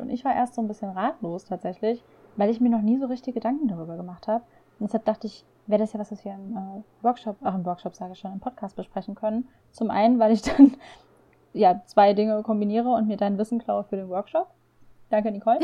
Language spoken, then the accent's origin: German; Rhineland, Germany; ich komme ja aus dem Rheinland